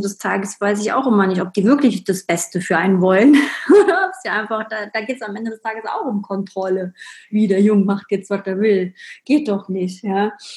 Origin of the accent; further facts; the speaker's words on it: Berlin, Germany; ich bin ja in Berlin, im Osten Berlins aufgewachsen, habe da meine Kindheit verbracht